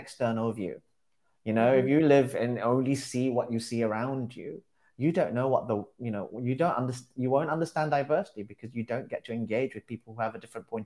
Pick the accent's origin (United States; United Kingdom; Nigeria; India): United Kingdom; London; born and bred Londoner